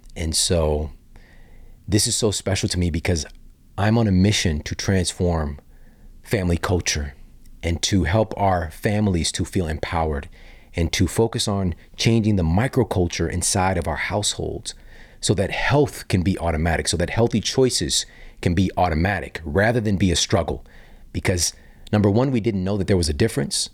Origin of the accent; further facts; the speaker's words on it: St. Louis, Missouri, United States; also born or lived in Ferguson, Missouri; growing up in Saint Louis